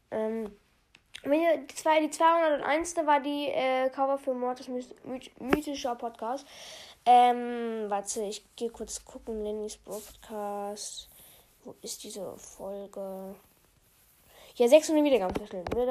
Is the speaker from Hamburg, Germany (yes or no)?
no; Bavaria, Germany; aus welcher Stadt sage ich nicht, aber ich sage ähm, aus welchem Bundesland, und zwar komme ich aus Bayern.